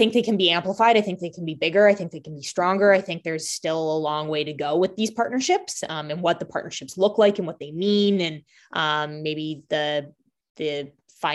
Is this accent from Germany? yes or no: no; Canada; now in Boston, United States; I grew up in Canada and the only sport on TV is hockey.